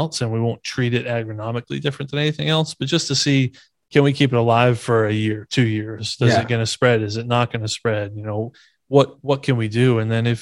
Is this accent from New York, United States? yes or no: no; Maine, United States; moved away; coming from New England, born and raised in Maine, went to school at UMass